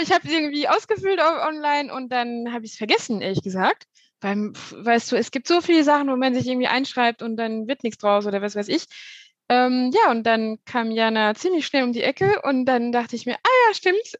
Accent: France; now in Cologne, Germany; Ich bin ursprünglich nicht aus Deutschland, ich komme aus Frankreich

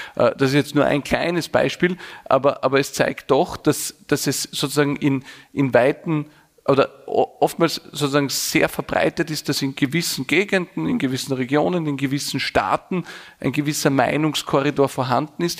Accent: Vienna, Austria; bin ganz normal aufgewachsen in einem Arbeiterbezirk in, in Wien

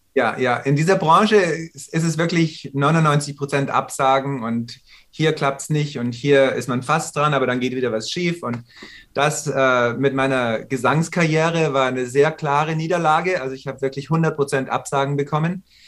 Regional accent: Munich, Bavaria, Germany; moved away as an adult; also born or lived in New York, United States; now in Los Angeles, United States; Und ich war in München geboren.

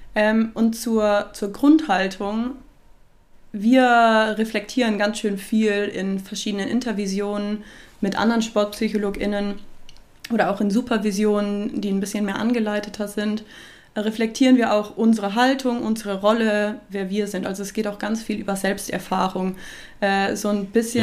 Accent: near Cologne, North Rhine-Westphalia, Germany; moved away as an adult; also born or lived in Augsburg, Germany; now in Nuremberg, Germany; ich bin in der Nähe von Köln groß geworden und bin dort zur Schule gegangen

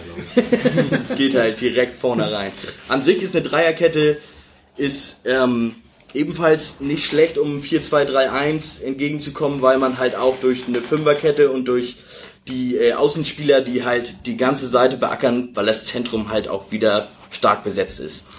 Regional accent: Hamburg, Germany; ich komme aus Bergedorf, hab da immer Fußball gespielt

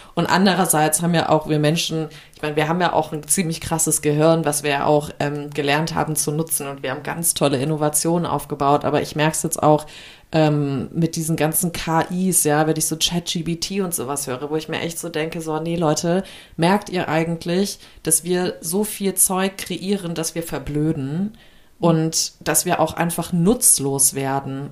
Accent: Germany; wir Deutschen

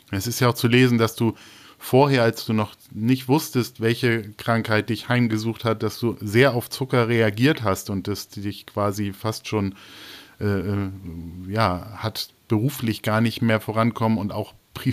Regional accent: East Germany, Germany; Naja, ich komme ja aus, aus dem Osten Deutschlands, also und nicht nur aus dem Osten Deutschlands, sondern ich komme auch aus, aus

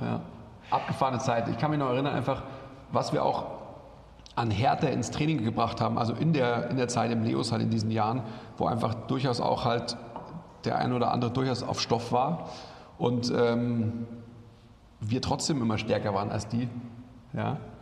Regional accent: Munich, Bavaria, Germany; ich bin ja eigentlich Münchner oder im Münchner Umland aufgewachsen

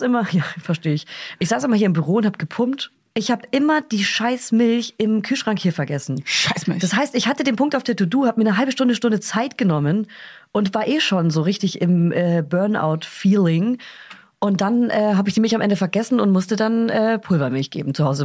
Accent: Bavaria, Germany; moved away; fahre zurück in meine Heimat

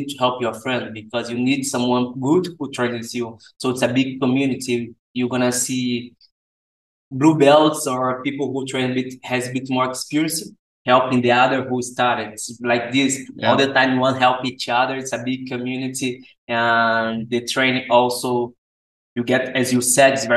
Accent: Rio de Janeiro, Brazil; English is a second language; moved away as an adult; now in Switzerland; I come from Rio de Janeiro

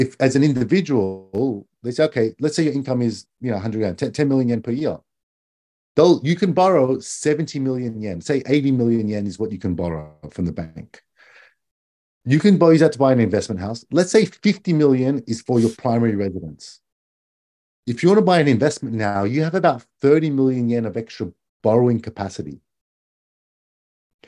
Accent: Australia; now in Japan; I'm Australian

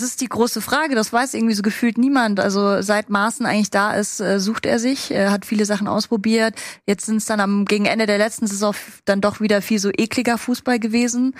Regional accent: the South, Southern Germany, Germany; ich bin aus dem Süden

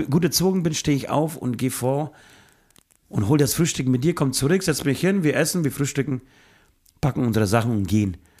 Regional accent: Bayreuth, Bavaria, Germany; wir kommen ja eher aus dem Süden. Wir, wir, ich bin in, äh, im Raum Bayreuth zu Hause.

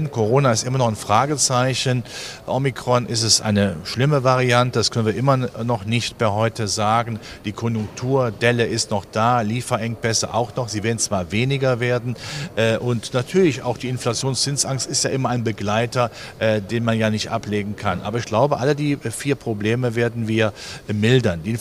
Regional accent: Germany; wir sind ja Deutsche, wir haben ja schon das Stabilitätsgehen mit der Muttermilch aufgenommen.

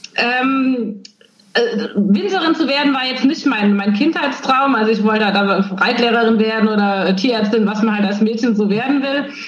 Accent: Nierstein, Rhineland-Palatinate, Germany; Deswegen komme ich aus Nierstein, aber auch aus Schwabsburg

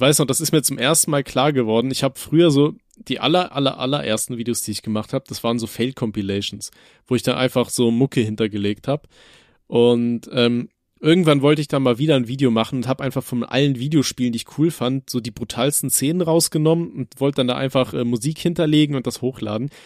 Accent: Rhineland-Palatinate, Germany; bei uns in Rheinland-Pfalz

